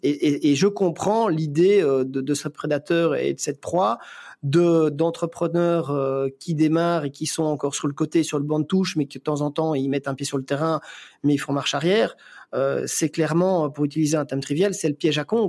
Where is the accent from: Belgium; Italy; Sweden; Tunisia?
Belgium; chez nous en Belgique